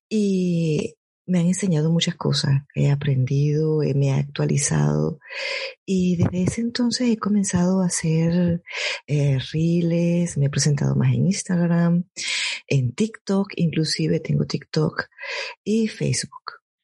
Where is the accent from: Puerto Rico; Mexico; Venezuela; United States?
Venezuela; Caracas, Capital District; moved away as an adult; also born or lived in North Rhine-Westphalia, Germany; now in Germany; yo soy de Caracas, Venezuela, del centro de la capital